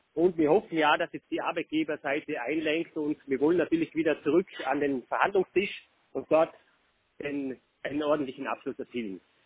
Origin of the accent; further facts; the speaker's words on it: Vorarlberg, Austria; bei uns in Vorarlberg